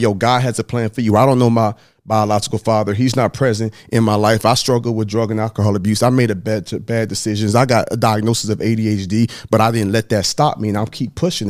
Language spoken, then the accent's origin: English; Dallas, Texas, United States; also born or lived in Huntsville; I was born in Dallas, Texas